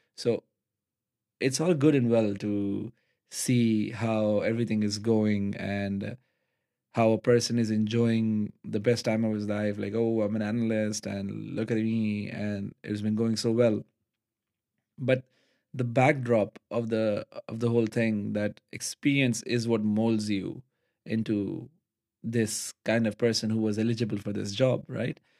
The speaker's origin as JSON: {"language": "English", "town": "Karachi", "region": "Sindh", "country": "Pakistan", "moved": "as an adult", "lives_now": "Netherlands", "said": "we're coming from Pakistan"}